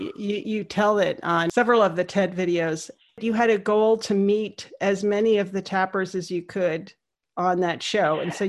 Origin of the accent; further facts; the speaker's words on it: Saudi Arabia; moved away; I grew up in Saudi Arabia, and we used to go to Beirut a lot.